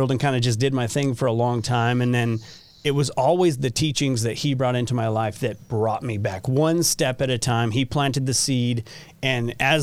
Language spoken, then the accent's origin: English; Southern California, United States; moved away as an adult; now in Utah, United States; I grew up in Southern California, which I loved